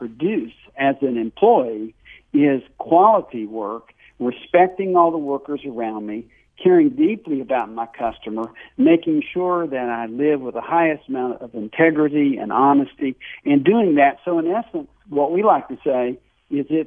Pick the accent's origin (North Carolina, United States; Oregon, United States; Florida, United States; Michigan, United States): North Carolina, United States; accent: Southern; I grew up in the South. You can probably tell my accent in North Carolina